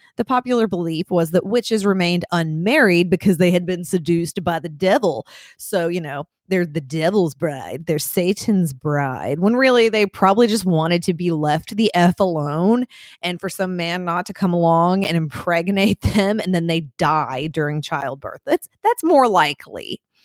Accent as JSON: {"language": "English", "town": "Lexington", "region": "Kentucky", "country": "United States", "tie": "born or raised there", "said": "I grew up in Lexington, which is, yeah, central and eastern Kentucky"}